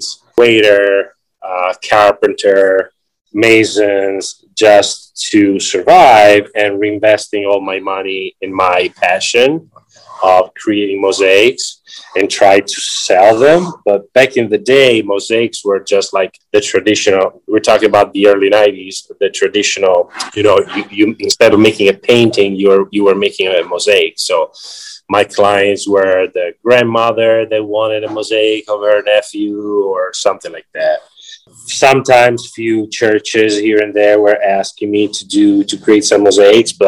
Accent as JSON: {"language": "English", "town": "Ravenna", "region": "Emilia-Romagna", "country": "Italy", "tie": "born or raised there", "moved": "yes", "said": "I was born in 1974 in Ravenna, Italy"}